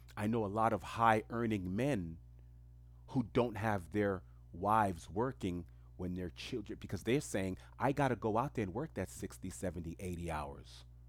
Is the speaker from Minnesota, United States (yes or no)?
no; New York City, New York, United States; English is a second language; I grew up in the most diverse community on earth, which is Queens, New York